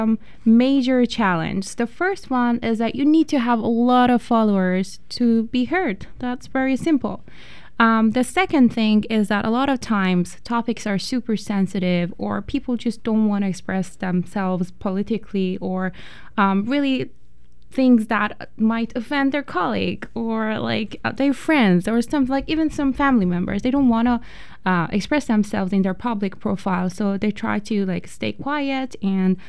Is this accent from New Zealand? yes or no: no; Iran; moved away; I am originally from Iran, and back in Iran, a lot of times I felt that my voice is not really being heard in the society